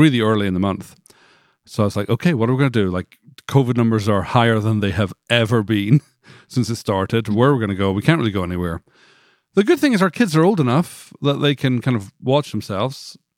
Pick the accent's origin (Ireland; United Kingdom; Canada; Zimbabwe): United Kingdom; moved away as an adult; now in Nashville, United States; coming from the U K